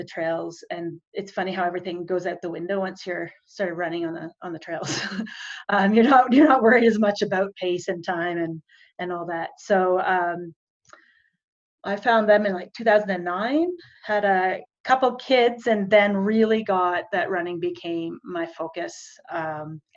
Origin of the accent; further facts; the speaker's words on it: Calgary, Alberta, Canada; I am from Calgary, or just outside Calgary, Alberta, in Canada, between Calgary and the beautiful Rocky Mountains.